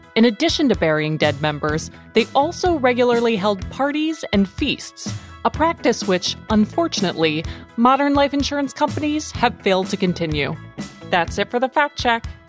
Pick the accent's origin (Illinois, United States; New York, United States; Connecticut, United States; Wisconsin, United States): New York, United States; New York City; I'm a New Yorker